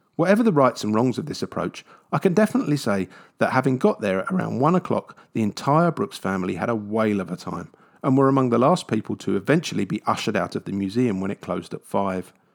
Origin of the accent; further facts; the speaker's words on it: London, United Kingdom; I grew up in London